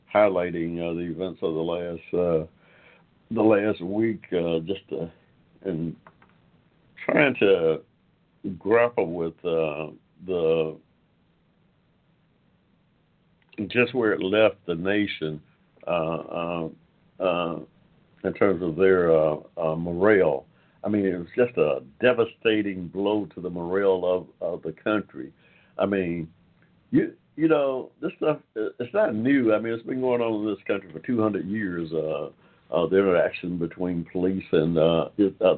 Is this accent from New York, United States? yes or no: no; Georgia, United States; from the time that I was born here in Georgia in the 1940s